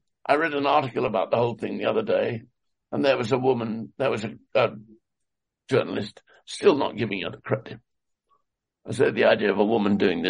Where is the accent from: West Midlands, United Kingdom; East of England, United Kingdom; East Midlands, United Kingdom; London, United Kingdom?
East Midlands, United Kingdom; Leicester; I come from Leicester